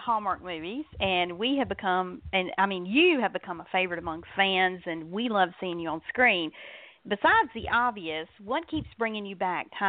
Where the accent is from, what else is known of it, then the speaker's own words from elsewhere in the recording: the South, Southern United States, United States; I'm a Southerner